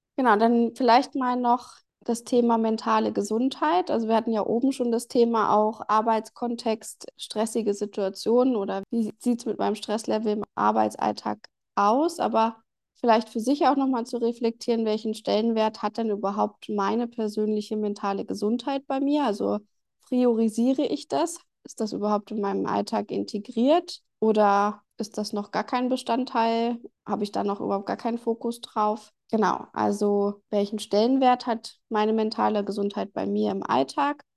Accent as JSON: {"language": "German", "country": "Germany", "said": "bei uns in Deutschland"}